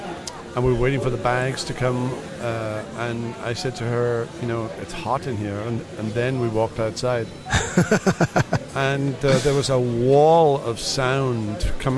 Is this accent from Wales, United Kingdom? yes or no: yes; Wales, United Kingdom; moved away as an adult; also born or lived in Mississippi / Iowa; now in United States; So I was born in Wales, in Great Britain, in 1953, and was raised in a secular home